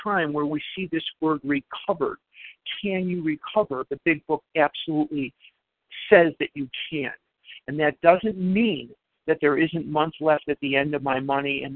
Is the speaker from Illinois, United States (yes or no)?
yes; Chicago, Illinois, United States; I grew up in Chicago